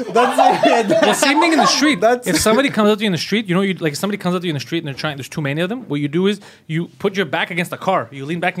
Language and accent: English; Montreal, Quebec, Canada; I was born and raised in Montreal.